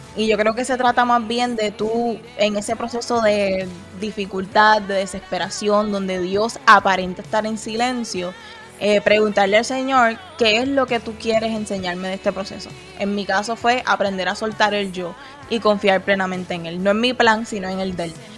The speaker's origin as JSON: {"language": "Spanish", "country": "Puerto Rico", "moved": "as an adult", "lives_now": "Texas, United States", "said": "yo soy puertorriqueño"}